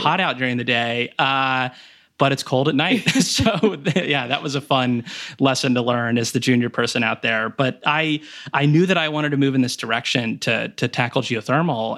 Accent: Riesel, Texas, United States; moved away as an adult; also born or lived in Houston, Texas / Tulsa, Oklahoma / Stanford, California; I was born in Houston, Texas, um, but then when I was in kindergarten, we actually moved back to my dad's hometown, um, which is a rural part of Texas, Riesel, Texas, near Waco

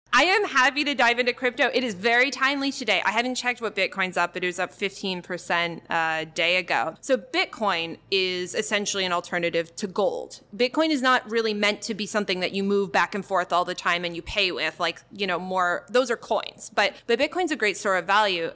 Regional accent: Canada; moved away; I'm Canadian

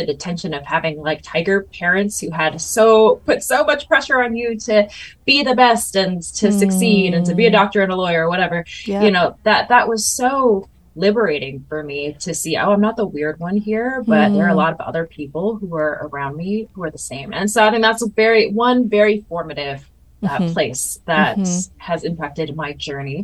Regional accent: United States; first language Mandarin; English is a second language; my identity as Taiwanese

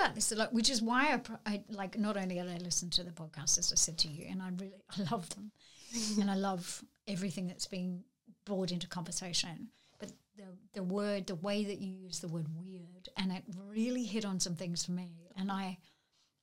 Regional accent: Narrabri, New South Wales, Australia; moved away; I grew up in Narrabri in northwestern New South Wales

